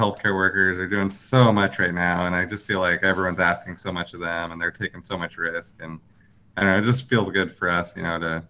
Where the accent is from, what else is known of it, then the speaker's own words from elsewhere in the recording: Northwest, near Kirkland, Washington, United States; also born or lived in Fountain Valley, California; Sandra was born here in Kirkland. And I was born in Fountain Valley, California, but my family moved up here when I was 3 years old. So pretty much our whole lives we've been here.